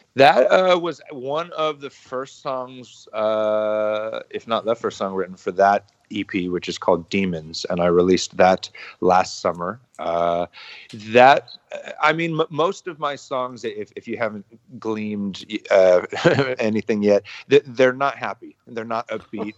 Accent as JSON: {"language": "English", "town": "San Diego", "region": "California", "country": "United States", "tie": "born or raised there", "said": "I grew up in San Diego"}